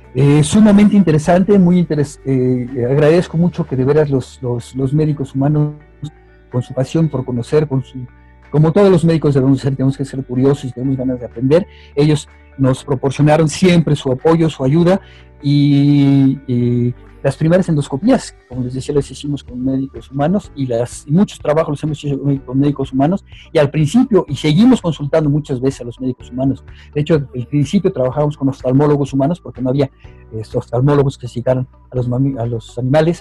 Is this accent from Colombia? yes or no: no; Mexico; como mexicano